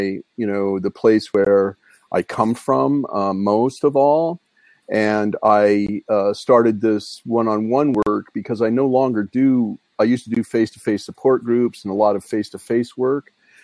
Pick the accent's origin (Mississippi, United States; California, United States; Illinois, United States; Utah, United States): Utah, United States; Brigham City; also born or lived in Ogden, Utah; I grew up in Brigham City